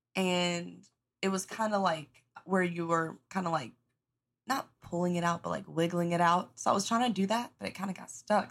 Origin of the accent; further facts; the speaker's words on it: the South, United States; I grew up in the South, you know, good old South